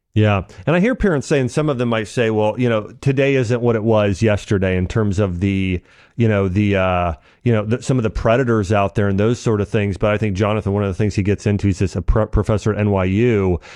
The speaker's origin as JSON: {"language": "English", "region": "Ohio", "country": "United States", "tie": "born or raised there", "said": "I grew up in Ohio and kind of a a small neighborhood"}